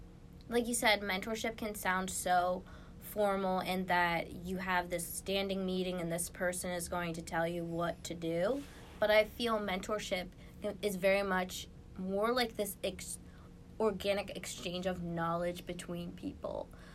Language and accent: English; Lancaster, Pennsylvania, United States; grow my view of what is out there outside of just Lancaster, like my hometown, and to strive to do more.